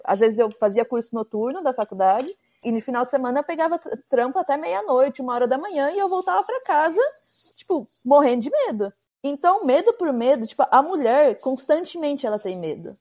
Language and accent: Portuguese; Brazil; moved away as an adult; meus pais são portugueses, mas eu cresci no Brasil